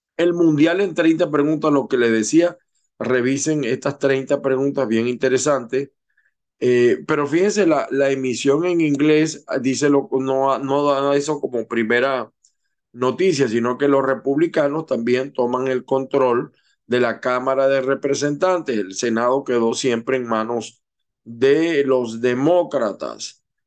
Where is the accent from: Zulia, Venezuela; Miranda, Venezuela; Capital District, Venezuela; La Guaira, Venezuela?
Zulia, Venezuela; los venezolanos, que, sobre todo los que venimos del Zulia